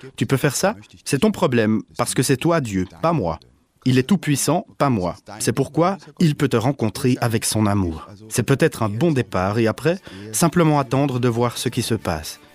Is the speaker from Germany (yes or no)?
yes; Germany; je suis allemand